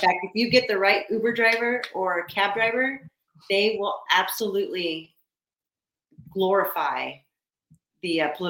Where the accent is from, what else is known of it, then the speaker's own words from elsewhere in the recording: Gilbert, Arizona, United States; also born or lived in Mesa, Arizona; Always lived away from Chicago. I was born in Mesa, Arizona, raised in Gilbert.